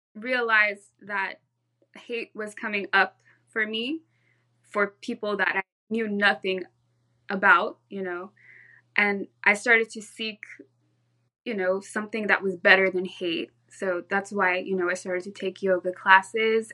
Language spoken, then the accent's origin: English; Orange County, California, United States; also born or lived in Santa Cruz, California; I was born and raised in Orange County, California, in Southern California